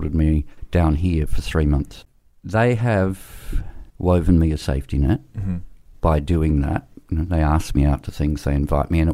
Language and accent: English; South Australia, Australia; I grew up in South Australia